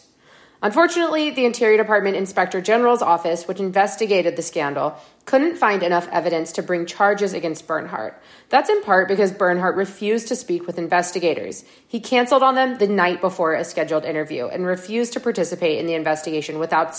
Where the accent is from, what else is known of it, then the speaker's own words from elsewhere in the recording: Waco, Texas, United States; moved away; coming to you from my hometown of Waco, Texas this week.